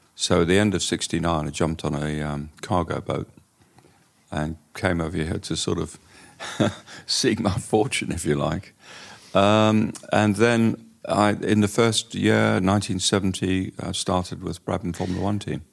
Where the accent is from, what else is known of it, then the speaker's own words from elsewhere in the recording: Durban, KwaZulu-Natal, South Africa; moved away as an adult; now in England; I grew up in Durban in a racing family